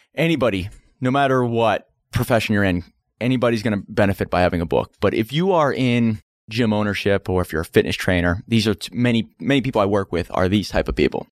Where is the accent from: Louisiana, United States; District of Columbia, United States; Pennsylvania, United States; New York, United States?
Pennsylvania, United States; Pittsburgh; Pittsburgh, Pennsylvania. That's where I was born